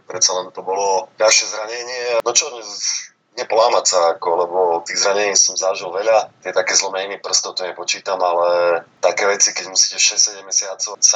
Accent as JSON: {"language": "Slovak", "town": "Prešov", "region": "Prešov Region", "country": "Slovakia", "tie": "born or raised there", "said": "ja som mal to šťastie, že vlastne od mala som vyrastal v Prešove, v Hadzanej"}